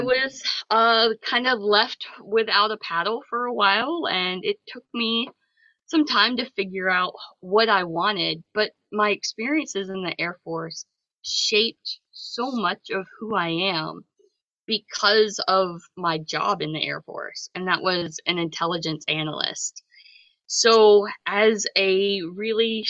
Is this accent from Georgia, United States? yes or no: yes; south of Atlanta, Georgia, United States; moved away as an adult; now in Massachusetts, United States; I grew up in Georgia, kind of south of Atlanta in a more rural area